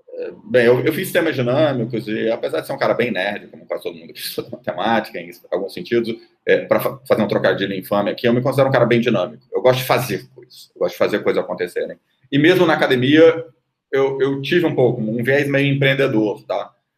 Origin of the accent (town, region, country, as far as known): Brazil